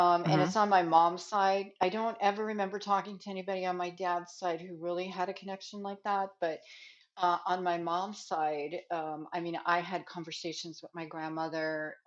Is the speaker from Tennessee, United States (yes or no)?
no; New York, United States; accent: New York; now in Nevada, United States; I'm originally from New York, and I've been in Nevada now, though, for 40 years almost.